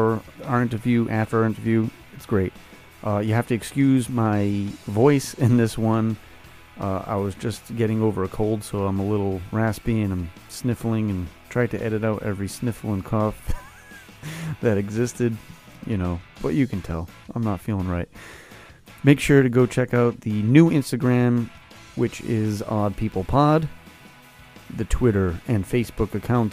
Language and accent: English; Westport, Massachusetts, United States; my hometown of Westport